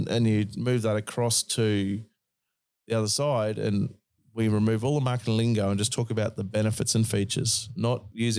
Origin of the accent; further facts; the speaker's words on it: Australia; accent: Australian; You just misunderstood my Aussie accent.